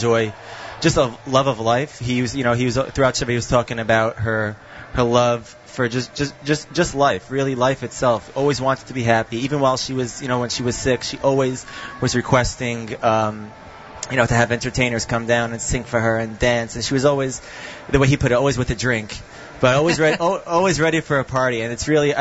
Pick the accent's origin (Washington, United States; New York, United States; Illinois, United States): New York, United States; Brooklyn; now in Far Rockaway, United States; Originally from Brooklyn, now living in Far Rockaway.